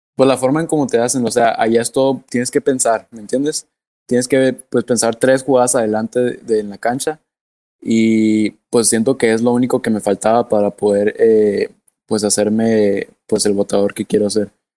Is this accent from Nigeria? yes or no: no; Mexico; yo soy mexicano